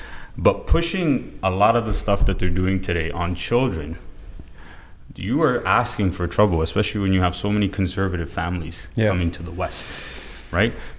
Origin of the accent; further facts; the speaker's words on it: Toronto, Ontario, Canada; I'm born and raised in Toronto